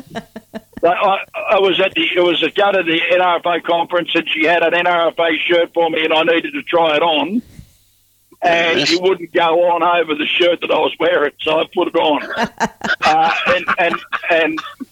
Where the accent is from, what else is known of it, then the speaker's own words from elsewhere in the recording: Launceston, Tasmania, Australia; I am a Tasmanian. I was born in the Launceston